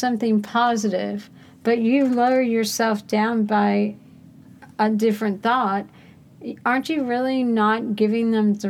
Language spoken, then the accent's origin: English; Great Lakes, Illinois, United States; I was born in Great Lakes.